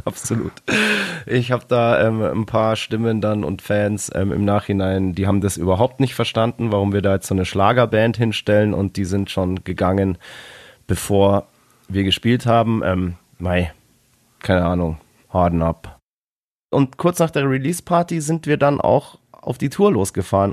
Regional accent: Bavaria, Germany; Wir kommen aus Bayern

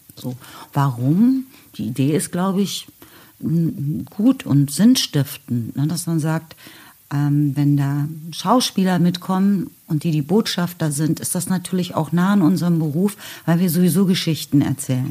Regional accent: West Germany, Germany; now in Berlin, Germany; ich komme aus dem Westen

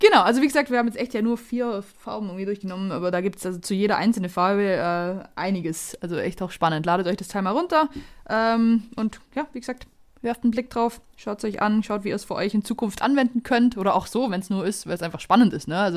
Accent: Tettnang, Baden-Württemberg, Germany; Ravensburg ist tatsächlich, bevor ich hier Ärger kriege, nicht meine Heimatstadt. Ich komme aus Tettnang.

